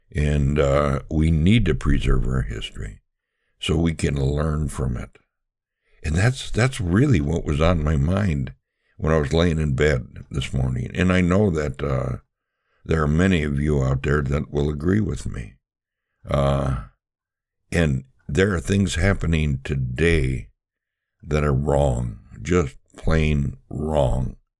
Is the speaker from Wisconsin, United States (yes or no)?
yes; Milwaukee, Wisconsin, United States; I was born and raised in Milwaukee